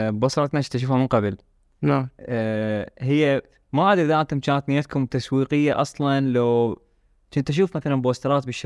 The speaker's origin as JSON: {"language": "Arabic", "town": "Basra", "region": "Basra Governorate", "country": "Iraq", "said": "اعتقد واحده من الاشياء اللي اللي تميز بصرتنا انه مثلا يسوي علاقات كلش هواي"}